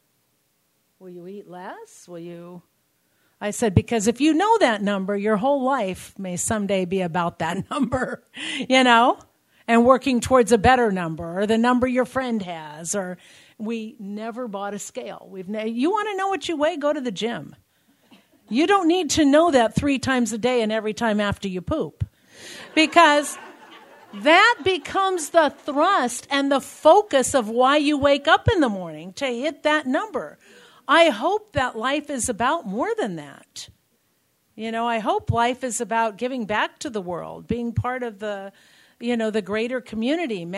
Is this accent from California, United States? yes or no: yes; Covina, California, United States; I'm from Covina